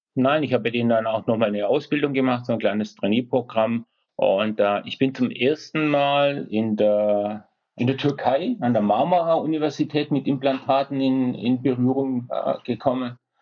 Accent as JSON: {"language": "German", "town": "Esslingen", "region": "Baden-Württemberg", "country": "Germany", "tie": "born or raised there", "said": "Ich komme aus Esslingen, das ist in der Nähe von Stuttgart."}